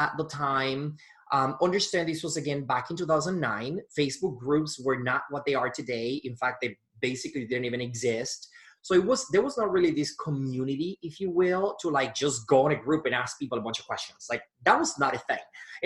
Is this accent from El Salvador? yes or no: no; Punta Cana, La Altagracia, Dominican Republic; moved away as an adult; now in Milwaukee, United States; I was born in Punta Cana, Dominican Republic, and I was living in Milwaukee, Wisconsin